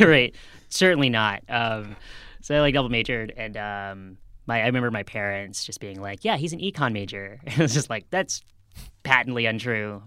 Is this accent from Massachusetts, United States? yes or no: yes; outside of Boston, Massachusetts, United States; moved away; I grew up outside of Boston